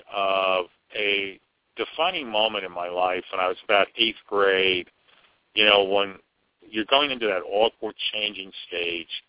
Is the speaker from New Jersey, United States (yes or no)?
yes; New Jersey, United States; now in North Carolina, United States; I grew up just outside of New York City